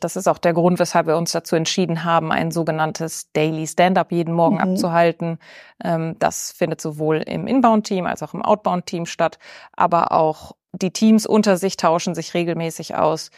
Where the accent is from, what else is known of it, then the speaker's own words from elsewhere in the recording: Bielefeld, North Rhine-Westphalia, Germany; also born or lived in Austria; als gebürtige Bielefelderin